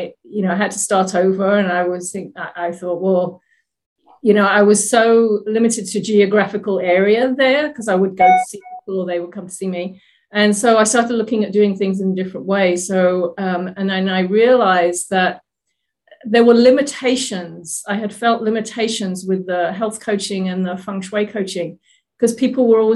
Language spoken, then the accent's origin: English; England, United Kingdom; now in Oregon, United States; I'm originally from England, now living in Oregon in the US